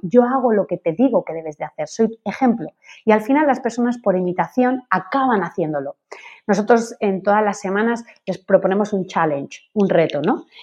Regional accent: Spain; yo soy española. Mis padres son españoles.

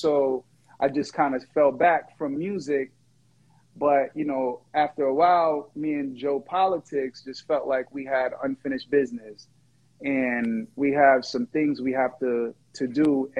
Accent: Jamaica; also born or lived in Boston; Yo. Yo. First of all, I'm Jamaican. Let's put it.

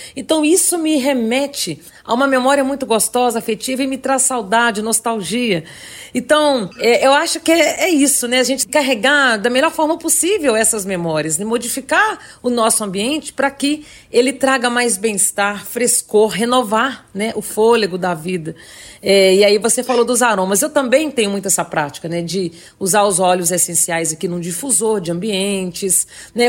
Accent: Minas Gerais, Brazil; Nós, como mineiros

